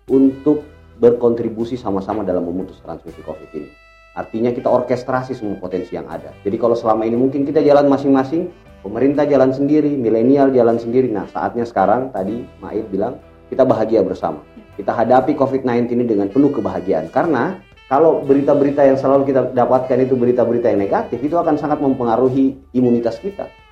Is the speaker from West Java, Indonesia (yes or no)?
no; Makassar, South Sulawesi, Indonesia; saya merasa sebagai orang Makassar, sebagai orang Sulsel juga ikut e, terpanggil lah ya. Kok daerah saya Sulsel Makassar yang saya tahu masyarakatnya itu ramah-ramah, hangat-hangat